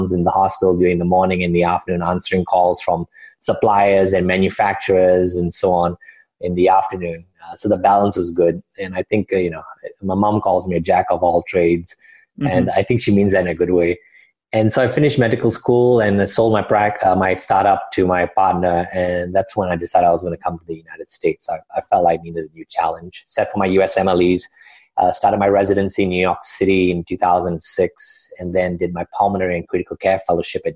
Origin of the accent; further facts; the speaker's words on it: Kuala Lumpur, Malaysia; moved away as an adult; also born or lived in Singapore; I was born and raised in Malaysia. I grew up in Kuala Lumpur, the capital city, was there till the end